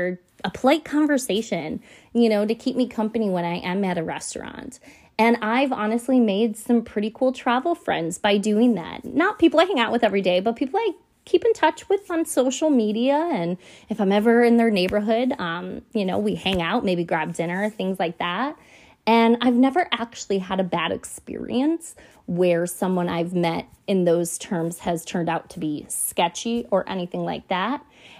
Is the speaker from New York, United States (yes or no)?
yes; Buffalo, New York, United States; I was born and raised in Buffalo, New York